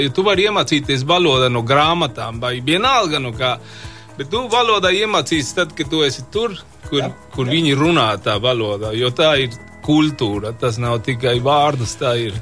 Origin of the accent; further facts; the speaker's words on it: Mexico; Latvian is a second language; now in Latvia; no, no Meksikas